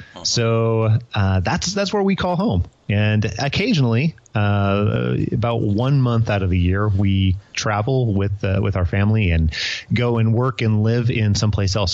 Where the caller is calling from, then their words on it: Moses Lake, Washington, United States; I am calling you from the not so large town of Moses Lake, Washington